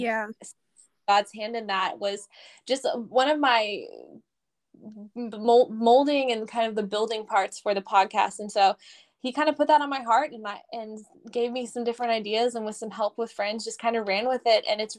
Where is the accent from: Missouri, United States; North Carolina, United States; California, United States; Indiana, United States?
Missouri, United States; moved away as an adult; now in Pensacola, United States; originally I am from Missouri, so I grew up in the Midwest, and then in 2016, I moved to Pensacola, Florida with my husband